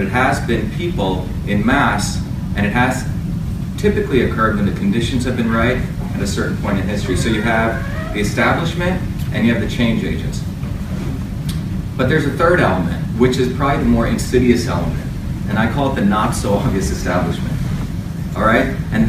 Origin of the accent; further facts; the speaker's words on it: India; now in United States; You see, I came from India in a caste system. You won't find a lot of Indians like me in America.